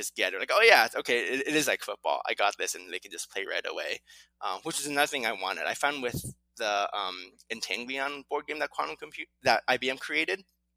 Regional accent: California, United States; also born or lived in Latvia; I was born and raised in California

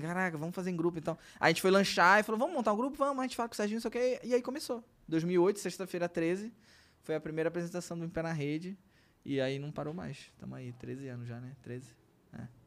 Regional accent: Belém, Pará, Brazil; a gente é de Belém

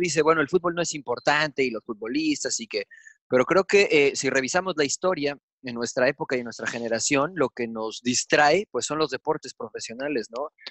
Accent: Mexico; accent: Mexican; se dieron cuenta de mi acento, se empezaron a poner un poquito agresivos porque mexicano

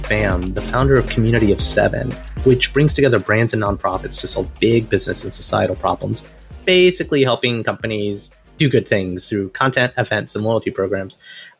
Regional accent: Alabama, United States; an Indian American boy who came from Alabama with a banjo on my knee.

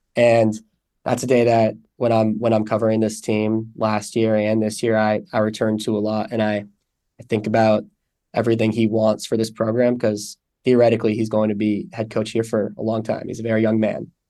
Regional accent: San Francisco, California, United States; moved away as an adult; I'm from San Francisco originally

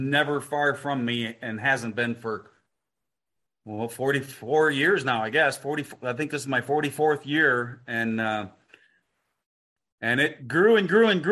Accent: Detroit, Michigan, United States; I grew up in just outside Detroit

